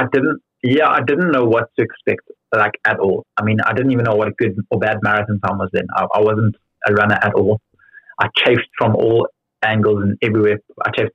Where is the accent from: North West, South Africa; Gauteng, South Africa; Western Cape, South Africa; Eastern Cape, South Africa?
Gauteng, South Africa; Johannesburg; accent: South African; moved away as an adult; now in London, United Kingdom; I've still got a very strong South African accent